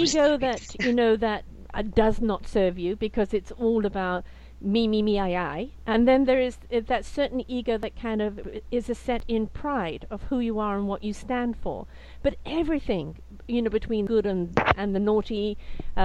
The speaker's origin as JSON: {"language": "English", "country": "United Kingdom", "said": "I'm British"}